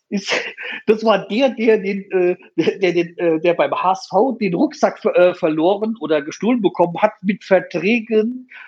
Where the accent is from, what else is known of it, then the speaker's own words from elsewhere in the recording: Hanau, Hesse, Germany; ich meine, ich komme ja aus Hanau und deswegen, wir hatten ja letztes Jahr halt diese, diese scheiß Attentat da gehabt